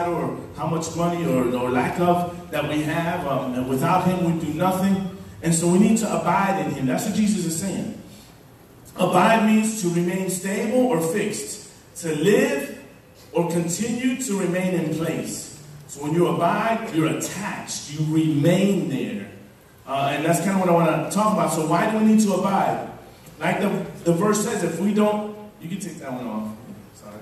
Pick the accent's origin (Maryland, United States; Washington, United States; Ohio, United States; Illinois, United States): Illinois, United States; Chicago; I grew up in Chicago